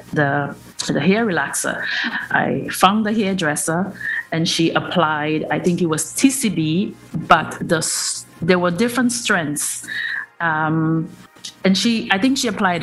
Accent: Trinidad & Tobago; now in Canada; I'm in Trinidad

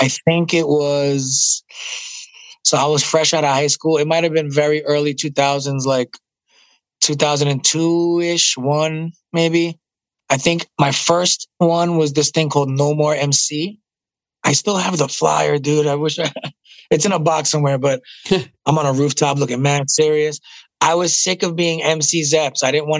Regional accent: Puerto Rico; My accent, I don't like that drink Malta. I hate it. So that makes me less Puerto Rican.

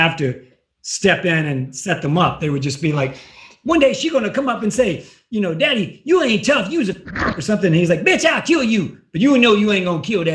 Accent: Kentucky, United States; moved away; also born or lived in Panama City Beach, Florida; I grew up in Kentucky

